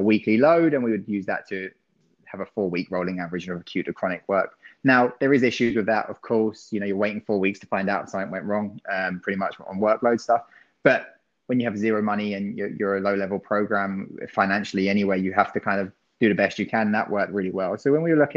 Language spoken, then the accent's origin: English; England, United Kingdom; being English